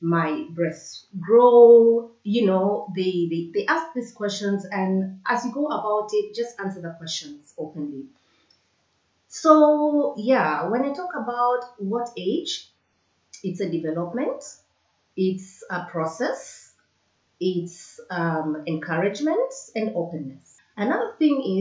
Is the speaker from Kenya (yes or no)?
yes; Kenya; moved away; I grew up in Kenya